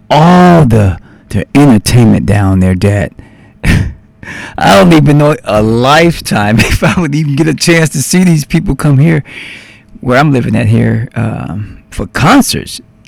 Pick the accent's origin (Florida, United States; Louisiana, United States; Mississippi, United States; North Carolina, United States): Mississippi, United States; also born or lived in Chicago, Illinois; I was born in Chicago, Illinois, and I was raised actually in Mississippi. So that's my, you know, my raising, and that's my background right there, Mississippi. Born in Chicago, Illinois, but my raising and everything came from Mississippi.